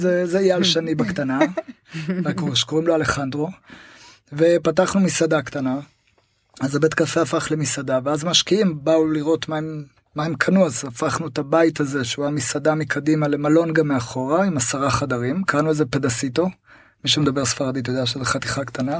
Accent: Tel Aviv, Tel Aviv District, Israel; moved away as an adult; also born or lived in Costa Rica / Panama; אני קודם כל גדלתי בתל אביב

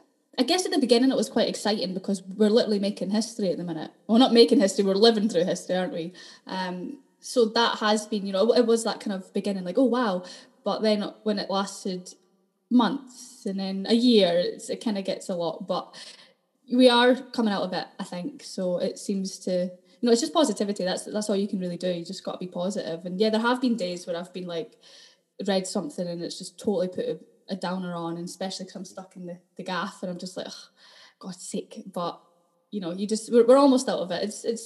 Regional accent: Dundee, Scotland, United Kingdom; accent: Dundonian; Yeah, well, I lived in Dundee, so I grew up completely in Dundee. I don't know if you can hear it in the accent, it's kind of going, but I'm still quite Dundonian.

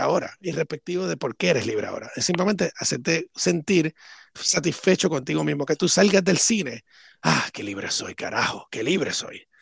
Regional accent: Puerto Rico; cuando era niño en Puerto Rico

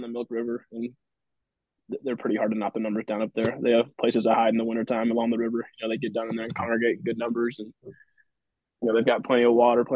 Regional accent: California, United States; I grew up in California

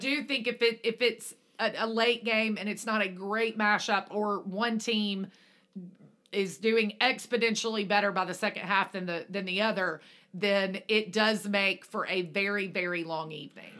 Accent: Alabama, United States; moved away; we grew up in Alabama, which is Central Time

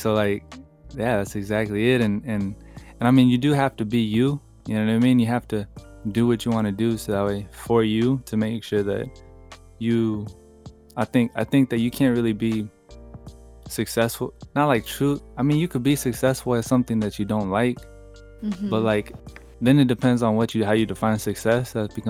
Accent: California, United States; also born or lived in San Jose / Hollister / Fresno / Los Angeles; So I kind of like grew up all over California. Mm-hmm. I was born in San Jose, and then I was born in San Jose. I moved to Hollister, and then I moved to Fresno, and then I moved to Los Angeles

